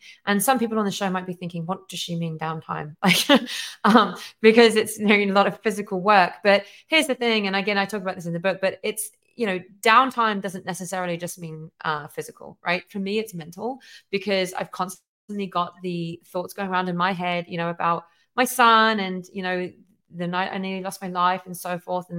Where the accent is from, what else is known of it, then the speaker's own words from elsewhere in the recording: England, United Kingdom; now in United States; I'm obviously originally from England, and I chose to come to America